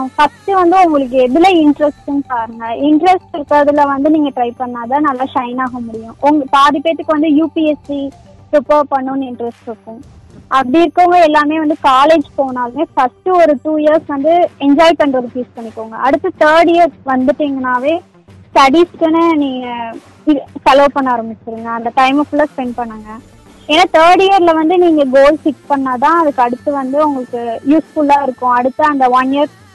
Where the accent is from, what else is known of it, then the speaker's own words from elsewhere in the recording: Thandikudi, Tamil Nadu, India; also born or lived in Tiruchirappalli / Periyakulam; என்னோட சொந்த ஊர்னு எடுத்துக்கிட்டீங்கன்னா தாண்டிக்குடி கொடைக்கானல் பக்கத்துல